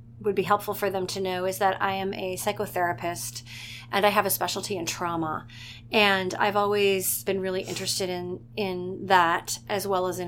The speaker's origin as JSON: {"language": "English", "town": "Richmond", "region": "Virginia", "country": "United States", "tie": "born or raised there", "also_born_or_lived": "Brooklyn, New York", "moved": "yes", "lives_now": "Montclair, United States", "said": "I grew up in Richmond, Virginia"}